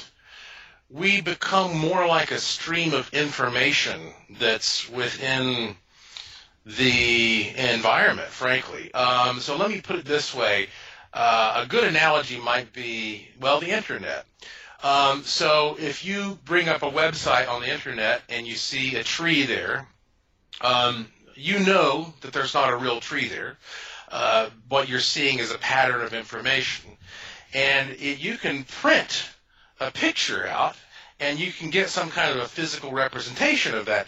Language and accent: English; Asheville, North Carolina, United States; I was born and raised in Asheville, North Carolina, which is the heart of the oldest mountains in North America